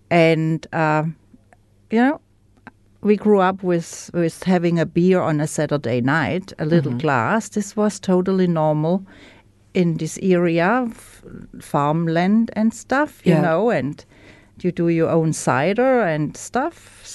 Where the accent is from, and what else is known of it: Germany; English is a second language; moved away as an adult; now in New Zealand